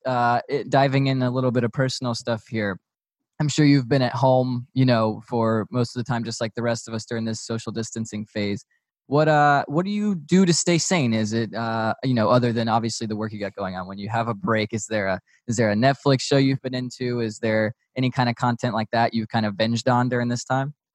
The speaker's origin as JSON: {"language": "English", "town": "Raleigh", "region": "North Carolina", "country": "United States", "tie": "born or raised there", "moved": "yes", "lives_now": "Georgia, United States", "said": "growing up in Raleigh, there were you know a couple rinks"}